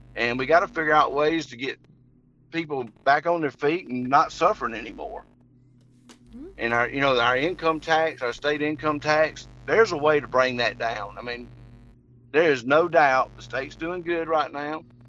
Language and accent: English; Henry County, Georgia, United States; also born or lived in Jackson, Georgia; I grew up in Henry County, and when I graduated from Henry County in 1982